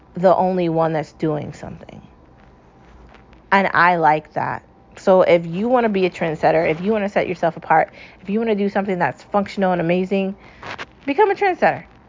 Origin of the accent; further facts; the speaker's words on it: United States; I'm American